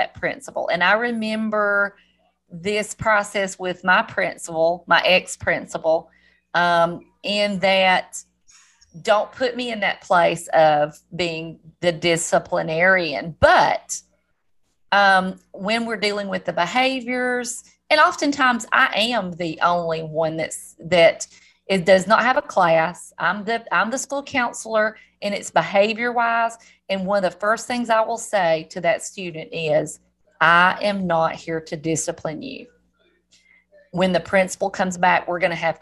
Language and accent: English; the South, United States; accent: southern; my southern accent